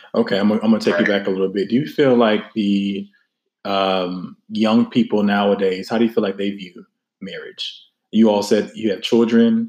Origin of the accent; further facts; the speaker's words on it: the South, United States; I am from the South